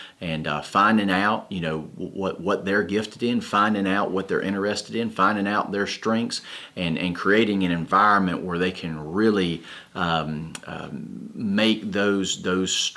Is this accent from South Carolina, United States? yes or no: yes; Fort Mill, South Carolina, United States; I'm originally from Fort Mill, South Carolina